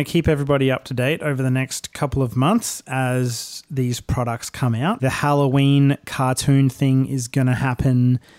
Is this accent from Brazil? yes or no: no; Brisbane, Queensland, Australia; I'm from Brisbane myself